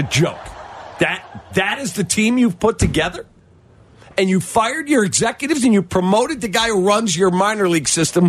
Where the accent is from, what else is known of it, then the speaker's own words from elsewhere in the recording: Chicago, Illinois, United States; This city is an embarrassment at times, and it's my home. I'm a Chicagoan through and through.